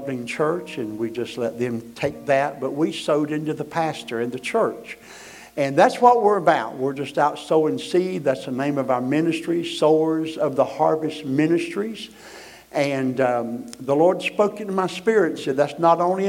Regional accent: Florida, United States; we are missionary evangelists from Florida

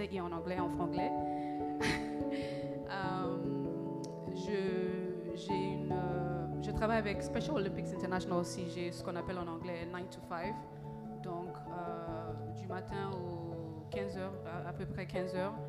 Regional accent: Accra, Greater Accra, Ghana; also born or lived in Russia / France / Madagascar; je suis malgache et ghanéenne. Euh, je vis au Ghana, j'ai grandi ici, je suis née en Russie, vécu quelques années en France et aussi à Madagascar. et je suis de retour en 2017.

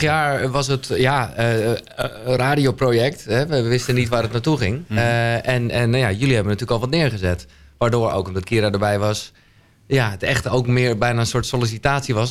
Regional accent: Haarlem, North Holland, Netherlands; ik kom uit Haarlem

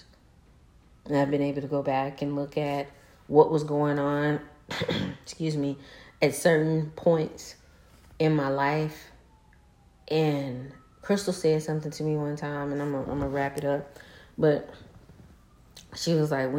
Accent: Arkansas, United States; I'm from Arkansas.

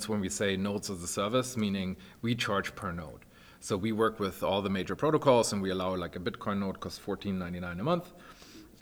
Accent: Germany; moved away; I'm originally from Germany and I worked at Deutsche Telekom back in the day

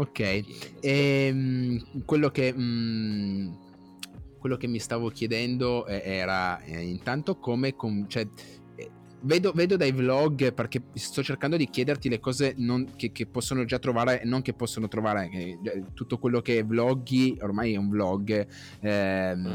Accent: province of Cuneo, Piedmont, Italy; io sono della, della, provincia di Cuneo

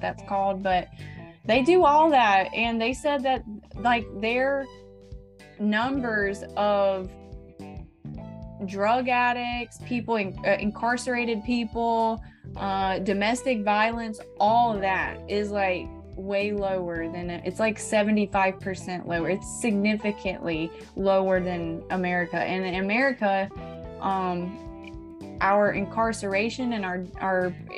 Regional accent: Florida, United States; Growing Up in Florida as a Millennial

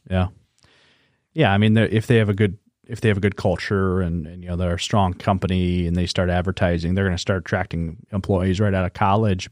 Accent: Webster, South Dakota, United States; now in Sioux Falls, United States; I'm from Webster.

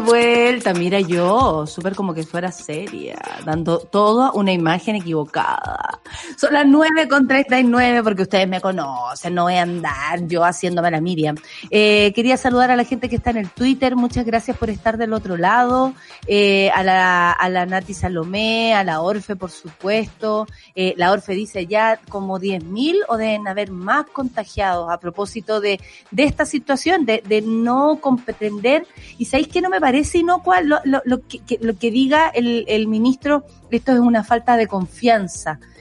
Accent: Chile; ciudadana chilena

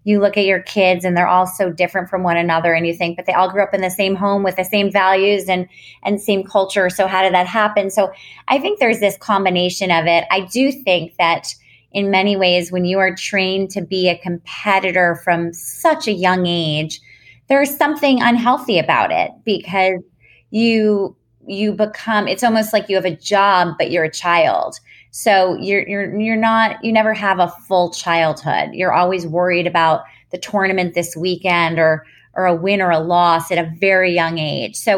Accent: New York City, New York, United States; I grew up in New York City in an apartment building on the 26th floor

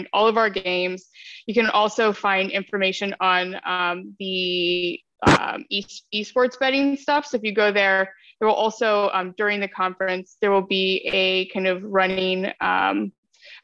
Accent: Ohio, United States; I'm from Ohio

